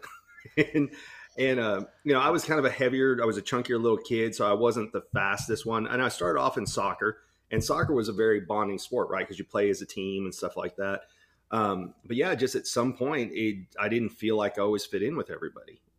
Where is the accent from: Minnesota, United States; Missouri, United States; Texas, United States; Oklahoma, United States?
Texas, United States; when I grew up in Texas